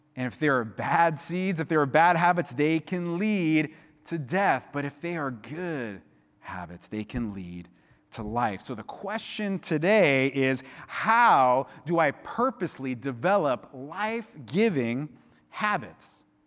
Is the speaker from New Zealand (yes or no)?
no; Miami, Florida, United States; now in Santa Cruz, United States; I grew up in Miami